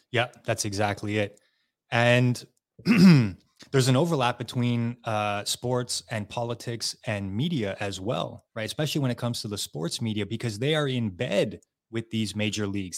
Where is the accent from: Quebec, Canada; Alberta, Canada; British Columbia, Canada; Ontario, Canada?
Quebec, Canada; just outside of Montreal; we're from Quebec, Canada, right? Just outside of Montreal